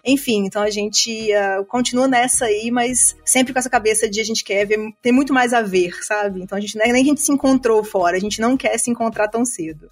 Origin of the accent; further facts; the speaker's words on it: Juiz de Fora, Minas Gerais, Brazil; moved away; Eu sou originalmente de Minas Gerais. então, Juiz de Fora